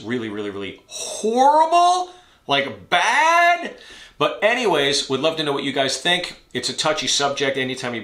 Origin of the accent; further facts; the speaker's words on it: United States; as an American, as someone of mixed heritage myself